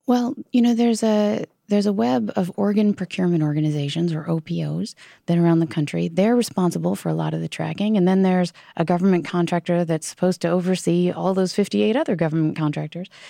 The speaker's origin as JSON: {"language": "English", "region": "Virginia", "country": "United States", "said": "my home state of Virginia"}